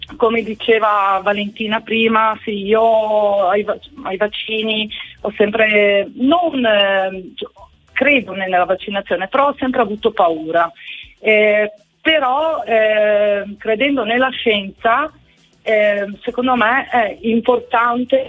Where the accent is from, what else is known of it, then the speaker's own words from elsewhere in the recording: Friuli-Venezia Giulia, Italy; sono del Friuli Venezia Giulia